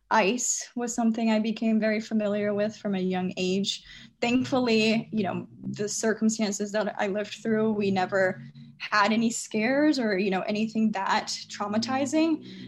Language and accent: English; United States; Even though I grew up in America, I had to go to college as an international student.